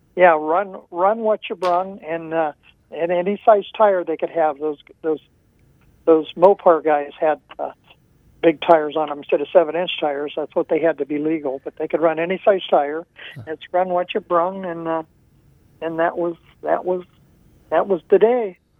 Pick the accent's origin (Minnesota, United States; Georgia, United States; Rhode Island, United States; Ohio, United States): Ohio, United States; Mansfield; I'm from Mansfield, Ohio